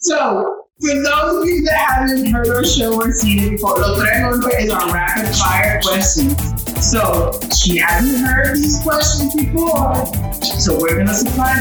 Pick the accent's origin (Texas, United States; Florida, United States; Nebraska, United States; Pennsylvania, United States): Florida, United States; Miami; I grew up here in Miami